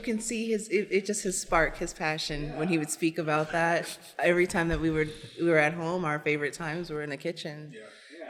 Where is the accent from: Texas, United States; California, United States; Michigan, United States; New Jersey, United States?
Texas, United States; Dallas; now in Denver, United States; I was born at the Memorial Hospital that's now Gen- Denver General, and then after three months we moved to Dallas, Texas.